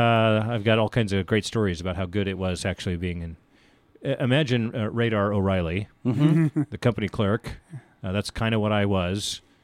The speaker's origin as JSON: {"language": "English", "country": "Germany", "tie": "born there", "also_born_or_lived": "Philippines / Mississippi / Oklahoma", "said": "I was raised in the military. Okay. We traveled a lot, you know, as I mentioned, I was born in Germany and we lived in the Philippines and other foreign countries like Mississippi and Oklahoma."}